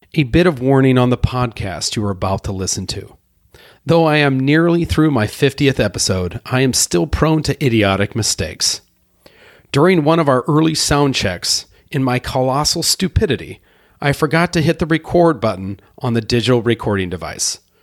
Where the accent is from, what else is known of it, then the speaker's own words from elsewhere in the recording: Iowa, United States; my hometown in Iowa